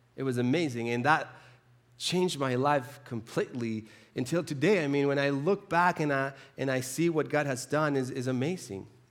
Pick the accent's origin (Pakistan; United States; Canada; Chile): Chile; moved away; I grew up in the South. I'm from the South, so very, very, very South. I'm from Chile.